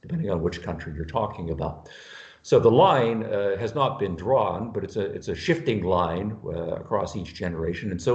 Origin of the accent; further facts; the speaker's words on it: Canada; now in United States; I'm from Canada, originally, now living in the United States.